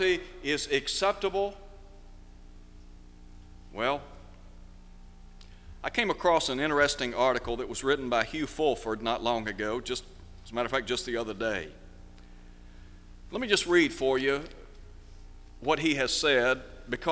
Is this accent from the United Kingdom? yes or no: no; United States; as American citizens